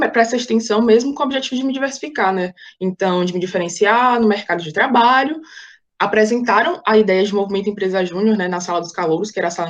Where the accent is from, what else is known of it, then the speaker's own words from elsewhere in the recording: Salvador, Bahia, Brazil; eu tenho 21 anos, eu sou estudante de direito, nasci e fui criada em Salvador.